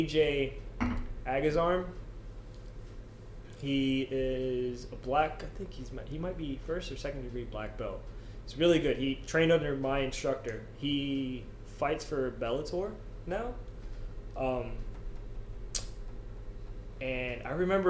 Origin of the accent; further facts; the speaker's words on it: Clearwater, Florida, United States; moved away as an adult; now in Homer, United States; I'm from Clearwater, Florida